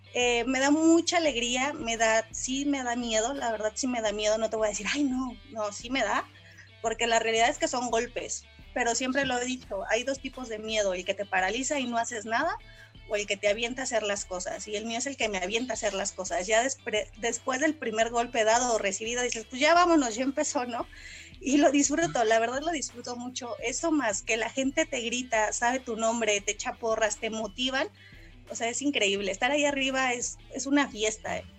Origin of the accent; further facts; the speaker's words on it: San Juan del Río, Querétaro, Mexico; toda mi, mi niñez estuve en San Juan del Río